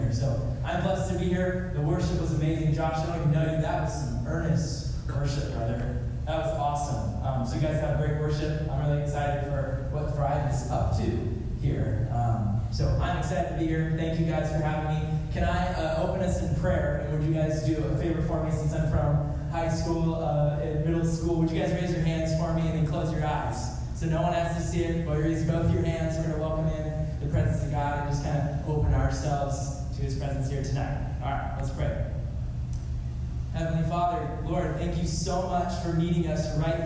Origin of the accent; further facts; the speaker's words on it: California, United States; moved away as an adult; now in Chapel Hill, United States; I grew up next to the ocean in California on the coast, and I grew up a little surfer boy